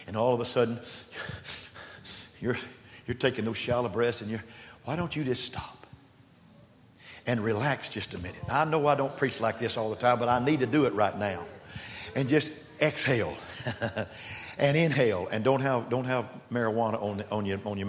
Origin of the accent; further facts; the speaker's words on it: West Texas, United States; now in Austin, United States; I was raised in West Texas